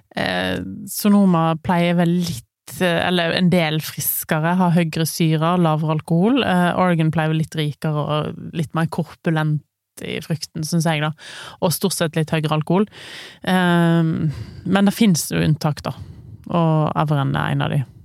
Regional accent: Western Norway, Norway; hjemme på Vestlandet.

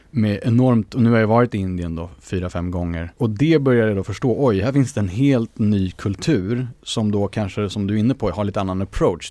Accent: Sweden; vi är svenskar för att vi vuxit upp i Sverige

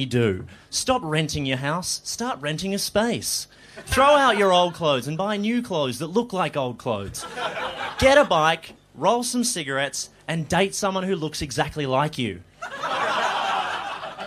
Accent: Melbourne, Victoria, Australia; I grew up in Melbourne.

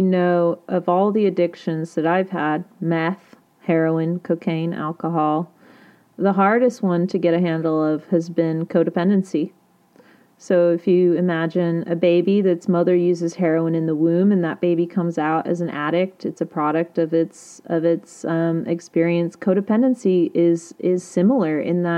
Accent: United Kingdom; I'm British

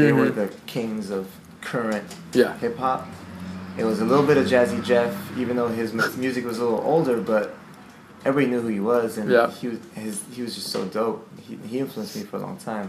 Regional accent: Montreal, Quebec, Canada; growing up in Montreal

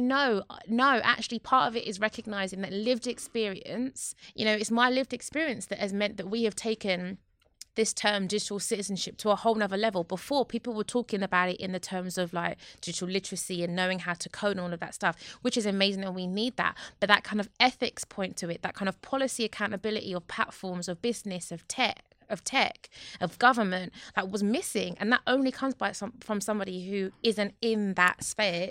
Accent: London, United Kingdom; I'm from Newham

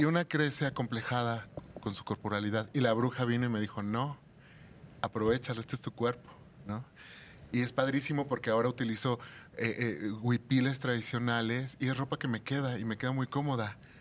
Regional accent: Mexico City, Mexico; Yo soy de aquí de la Ciudad de México

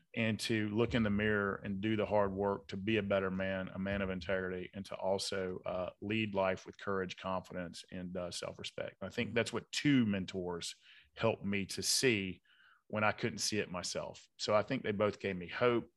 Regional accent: Atlanta, Georgia, United States; I grew up in South Side of Atlanta, good blue collar, hardworking part of town

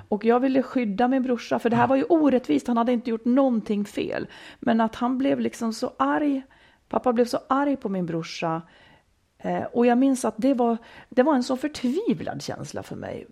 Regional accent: Falun, Dalarna County, Sweden; also born or lived in Malung; jag bodde i Malung när jag var riktigt liten och sen flyttade jag till Falun på grund av mammas jobb, eh, hela familjen då

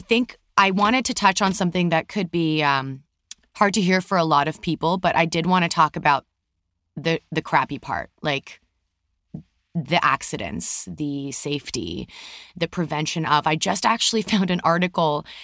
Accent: Canada; moved away as an adult; now in California, United States; We're from Canada, obviously, for people who didn't know, and we now live in California.

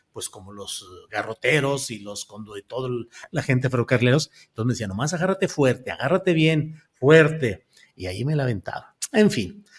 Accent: Torreón, Coahuila, Mexico; Yo nací en Torreón, Coahuila, a 10 mm, metros de, de una de un lugar de movimiento de trenes

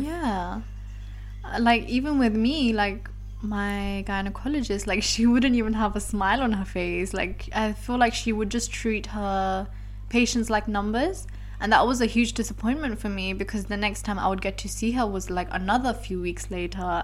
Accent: London, United Kingdom; now in Belgium; my hometown is London

